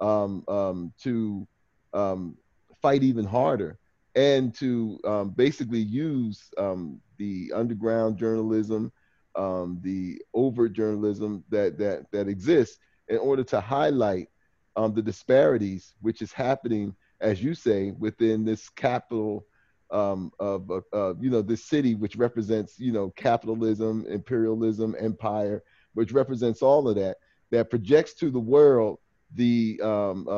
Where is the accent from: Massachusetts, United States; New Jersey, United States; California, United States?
New Jersey, United States; moved away as an adult; now in Washington, D.C., United States; when I lived in New Jersey, which is my home state